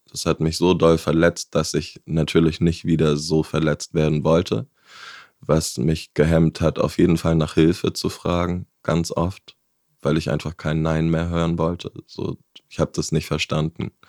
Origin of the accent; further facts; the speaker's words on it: Hamburg, Germany; also born or lived in Bavaria; Zum Beispiel bin ich in Bayern geboren, bin dann mit zehn Jahren nach Hamburg gekommen, wo das schon ein Riesenschnitt war, weg von meinen Großeltern.